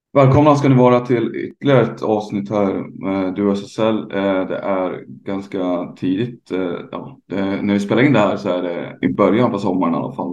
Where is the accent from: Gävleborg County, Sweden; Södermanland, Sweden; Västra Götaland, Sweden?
Gävleborg County, Sweden; Hälsingland; moved away; also born or lived in Dalarna; jag är ju uppvuxen själv i Hälsingland och bott i Dalarna ganska mycket.